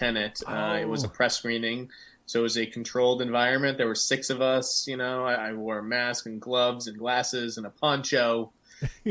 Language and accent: English; Boston, Massachusetts, United States; moved away as an adult; also born or lived in Los Angeles; I'm from Boston